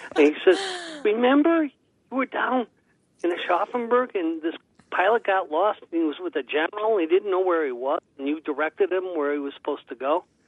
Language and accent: English; Cleveland, Ohio, United States; moved away as an adult; I was born in Cleveland, Ohio, back in 1947. Uh, went to Kent State University